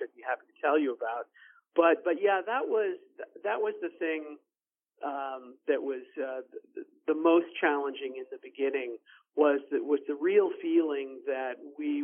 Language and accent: English; United States; we as American pro-lifers